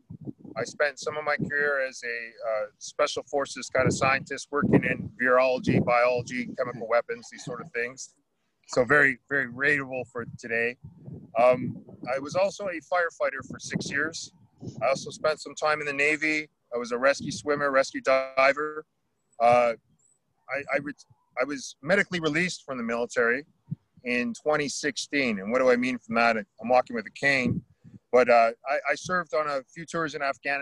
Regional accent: Oromocto, New Brunswick, Canada; I'm down here at the Oromocto First Nations. So we're down in the water. Oromocto is a First Nations, we're a Maliseet people

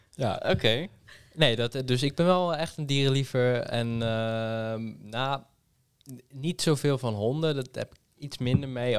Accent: Amersfoort, Utrecht, Netherlands; ik kom uit Amersfoort

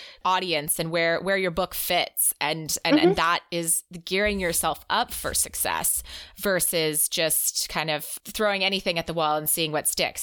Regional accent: United States; as an American

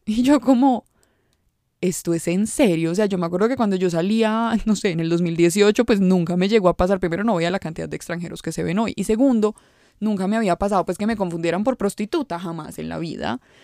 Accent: Medellín, Antioquia, Colombia; yo no puedo decir que soy de Medellín

